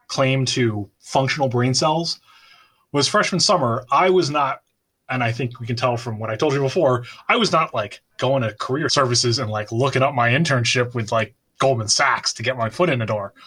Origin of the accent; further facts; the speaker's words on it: Bronxville, New York, United States; Growing up in Bronxville in the Cub Scouts Memorial Day Parade